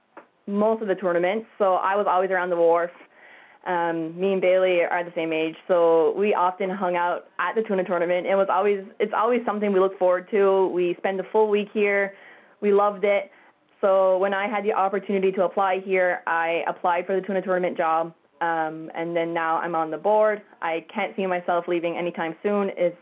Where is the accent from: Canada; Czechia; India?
Canada; Wedgeport, Nova Scotia; Well, as Callie mentioned, I grew up in Wedgeport, and I grew up coming to the festival and watching the big tuna being weighed